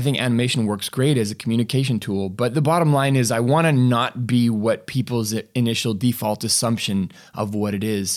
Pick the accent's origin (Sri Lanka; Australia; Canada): Canada; I'm from Canada